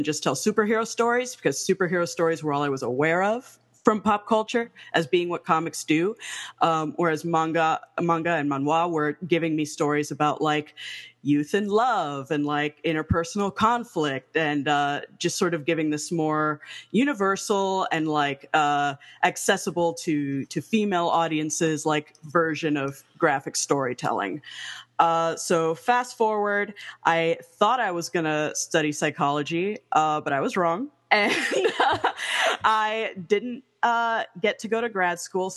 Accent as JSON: {"language": "English", "town": "Miami", "region": "Florida", "country": "United States", "tie": "born or raised there", "said": "I was born in Miami, Florida, to a Afro-Cuban mother and a white Cuban father"}